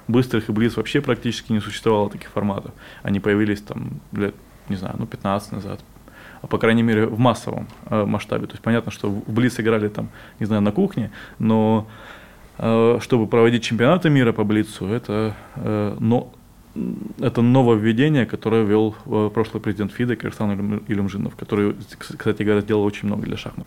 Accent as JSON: {"language": "Russian", "region": "Crimea", "country": "Ukraine", "also_born_or_lived": "Donetsk Oblast", "moved": "yes", "lives_now": "Russia", "said": "я сам из Крыма и три года жил в Донецкой области"}